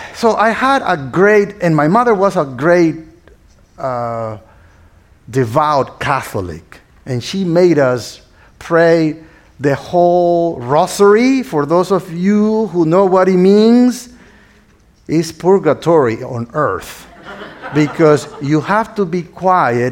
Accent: northern Nicaragua, Nicaragua; English is a second language; now in United States; As you can hear my accent, I was not born here in the States, but I was born in a small uh, town in northern Nicaragua, which is Central America.

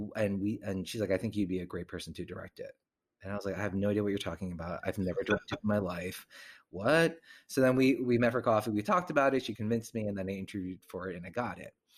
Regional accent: New Jersey, United States; also born or lived in Korean American; now in New York, United States; my home state, New Jersey

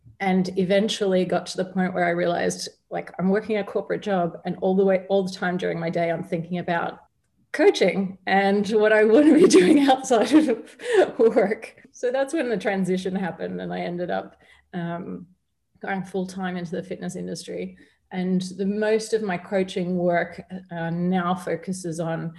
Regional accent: Australia; moved away as an adult; now in Dubai, United Arab Emirates; I had been active and been fit growing up in Australia

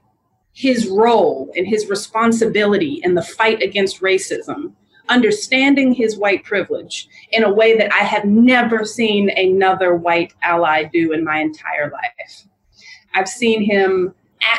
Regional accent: Montgomery, Alabama, United States; also born or lived in Atlanta, Georgia; I was born in Atlanta, Georgia, grew up in Montgomery, Alabama

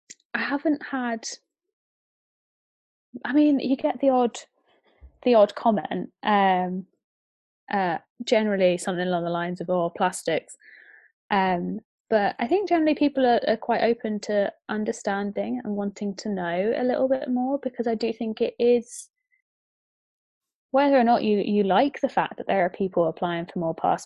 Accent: Bedfordshire, East of England, United Kingdom; when I was growing up in Bedfordshire

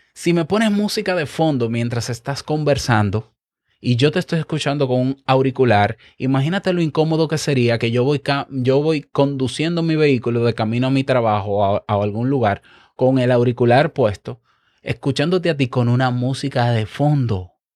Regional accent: Dominican Republic; yo como dominicano

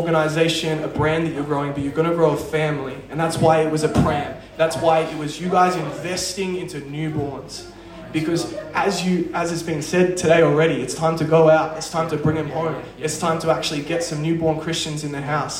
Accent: Perth, Western Australia, Australia; I'm from Perth

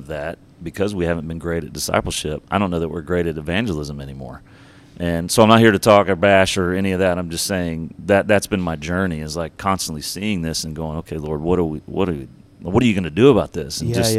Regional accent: Georgia, United States; born there; also born or lived in Texas / Alabama / North Carolina / Louisiana; I'm all over the South. So I was born in Georgia, moved to Texas, moved back to Alabama, then North Carolina.

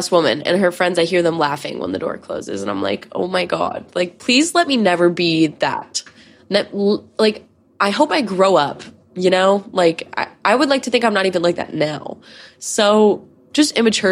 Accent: near Sandy Hook, Connecticut, United States; I grew up near Sandy Hook.

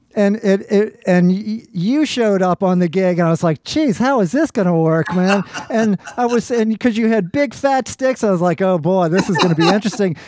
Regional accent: New Orleans, Louisiana, United States; I spent a bunch of years growing up on, in uh, in Algiers myself on the West Bank

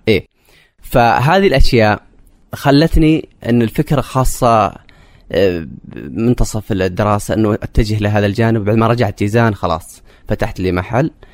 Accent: Saudi Arabia; also born or lived in Jazan; now in Riyadh, Saudi Arabia; انا كشاب سعودي في المنطقه الوحيد تقريبا

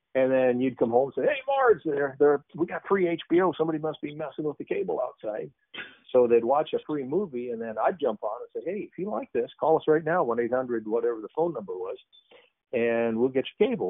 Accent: Cooper, Iowa, United States; I I grew up in Cooper on a farm, and then went to school at a at a college here in the in the state of Iowa

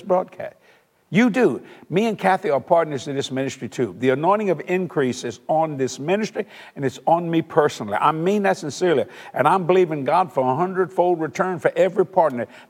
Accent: South Louisiana, United States; we're from South Louisiana, and most people are raised Catholic

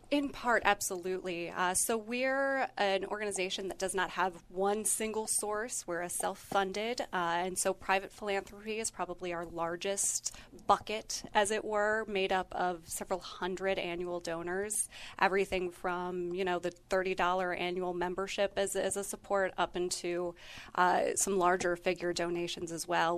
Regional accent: Northeast Ohio, United States; moved away; I'm originally from Northeast Ohio

